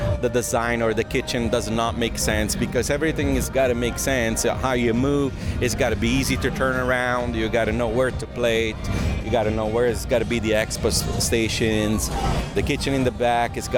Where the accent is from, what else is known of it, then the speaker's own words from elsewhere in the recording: Naples, Campania, Italy; now in United States; I'm from Naples, Italy